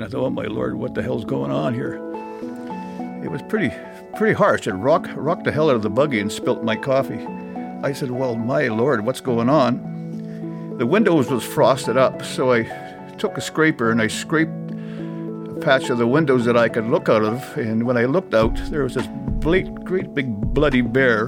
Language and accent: English; Churchill, Manitoba, Canada; being born and raised in Churchill and having used to the land